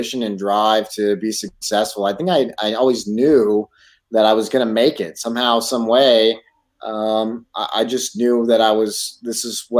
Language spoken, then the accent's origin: English; Texas, United States; also born or lived in California; I grew up in Texas. We moved to Texas when I turned seven